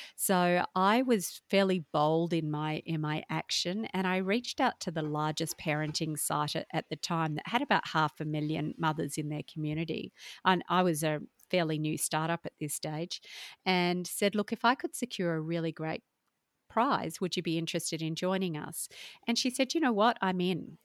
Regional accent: Perth, Western Australia, Australia; also born or lived in Melbourne; was born in Melbourne, but grew up in Perth with a single mum

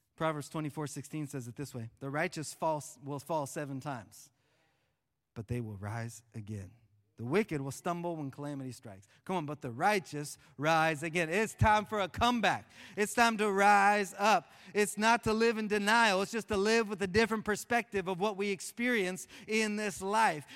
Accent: Oklahoma, United States; I'm from Oklahoma

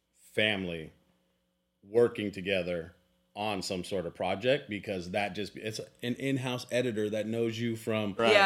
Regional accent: Los Angeles, California, United States; now in Texas, United States; I'm born and raised in Los Angeles, so coming from that melting pot to here, it's still, yes, it's changed. I got here in 98.

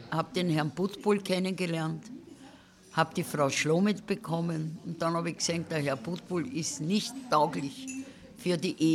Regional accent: Cologne, North Rhine-Westphalia, Germany; moved away as an adult; now in Austria; Naja, und dann bin ich da gekommen und habe als Kölnerin gearbeitet

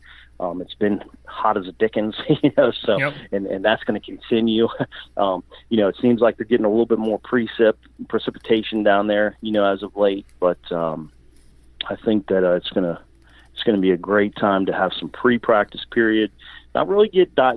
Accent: Virginia, United States; where I grew up in Virginia

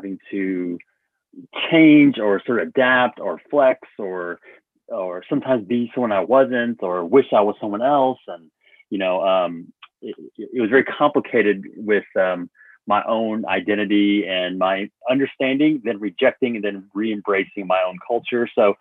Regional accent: Dallas, Texas, United States; growing up in Texas, you know, it was really challenging because I grew up in a community

